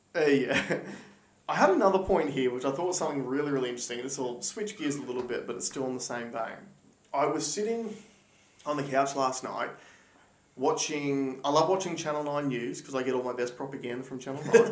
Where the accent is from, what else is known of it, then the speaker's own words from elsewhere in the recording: Australia; we are Australian